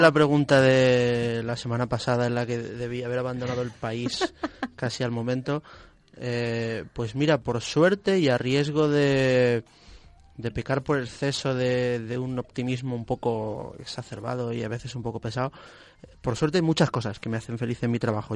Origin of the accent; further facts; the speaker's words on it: Ciudad Real, Castilla-La Mancha, Spain; yo soy de Ciudad Real